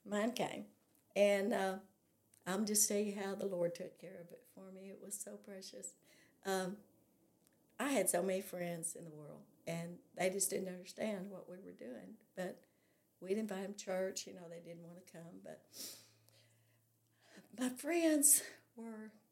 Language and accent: English; California, United States; also born or lived in North Little Rock, Arkansas; now in Arkansas, United States; I was raised in California